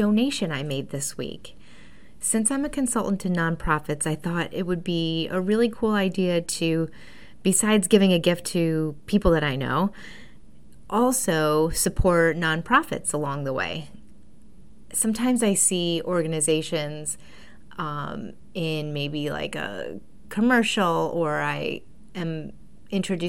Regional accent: Buffalo, New York, United States; moved away; I am from Buffalo, and so I'm a Bills and Sabres fan

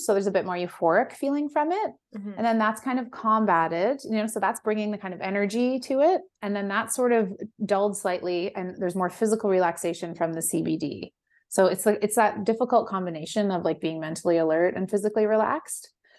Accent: West Coast, United States; I mean, I'm from the West Coast and a very like lenient drug culture out there.

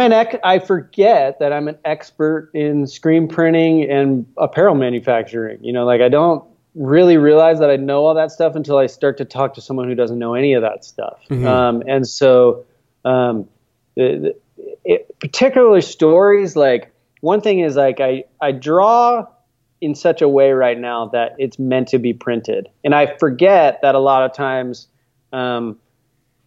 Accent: Florida, United States; now in California, United States; I live in California, but I grew up in Florida

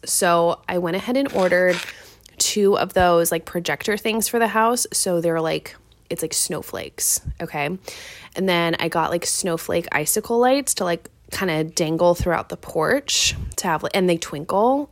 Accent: Seattle, Washington, United States; now in Wilmington, United States; I'm from Seattle

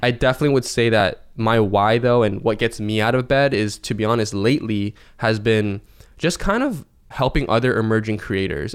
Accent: Seattle, Washington, United States; I'm from Seattle, Washington, in the states.

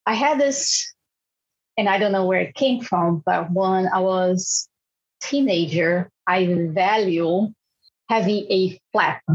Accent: Brazil; moved away; I'm from Brazil

